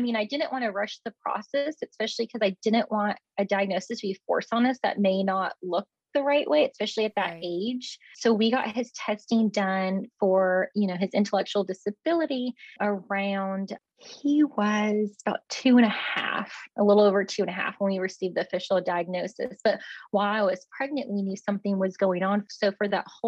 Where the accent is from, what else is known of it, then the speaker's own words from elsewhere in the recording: Alabama, United States; moved away as an adult; also born or lived in Akron, Ohio / Tuscaloosa, Alabama; now in Texas, United States; I'm actually from Alabama